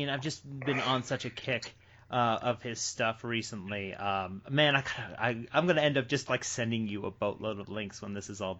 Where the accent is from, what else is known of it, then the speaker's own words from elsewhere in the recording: Massachusetts, United States; I grew up in Massachusetts